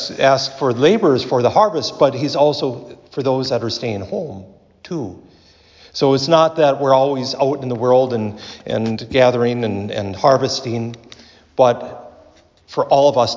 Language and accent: English; Wabasso, Minnesota, United States; growing up in Wabasso like I did